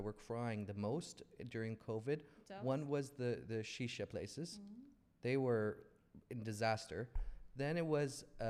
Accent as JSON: {"language": "English", "country": "Saudi Arabia", "said": "I'm from Saudi."}